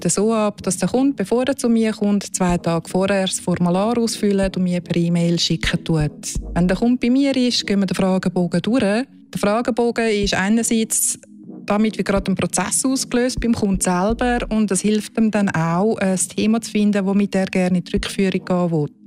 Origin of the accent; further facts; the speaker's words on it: Zurich, Switzerland; Ich bin eine Serbin, in Zürich geboren und aufgewachsen